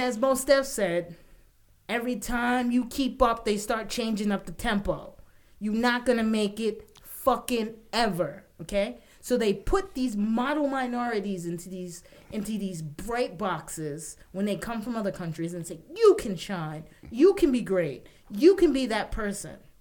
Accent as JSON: {"language": "English", "region": "New York", "country": "United States", "tie": "born or raised there", "said": "I'm a New Yorker born and raised"}